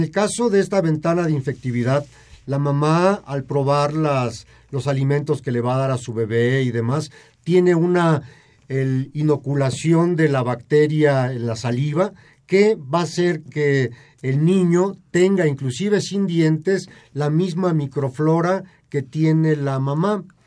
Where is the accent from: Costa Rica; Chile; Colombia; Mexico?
Mexico; tenemos como sociedad mexicana